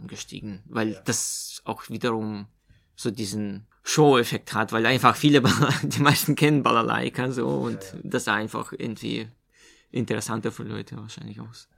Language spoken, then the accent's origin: German; Omsk, Omsk Oblast, Russia; also born or lived in Meerane, Germany; now in Chemnitz, Germany; das ist in Russland-Verhältnissen nahe der Stadt Omsk, wo ich herkomme.